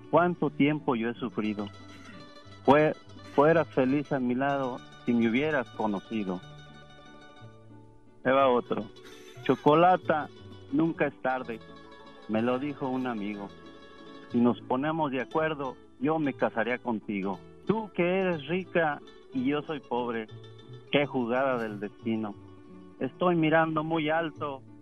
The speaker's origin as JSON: {"language": "Spanish", "region": "Zacatecas", "country": "Mexico", "said": "Bueno, gracias. Zacatecas."}